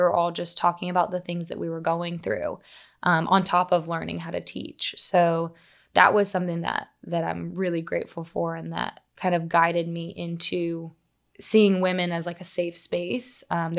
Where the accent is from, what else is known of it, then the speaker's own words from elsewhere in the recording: Huntington, West Virginia, United States; moved away as an adult; now in Charleston, United States; I'm originally from Huntington, West Virginia, which if you know the movie We Are Marshall with Matthew McConaughey, that's my hometown.